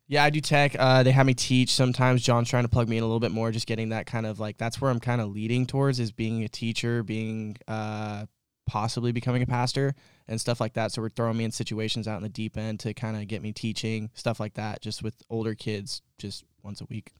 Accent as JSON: {"language": "English", "town": "Kelseyville", "region": "California", "country": "United States", "tie": "born or raised there", "said": "I grew up in Kelseyville, so up in Lake County where all of us weird hillbillies live"}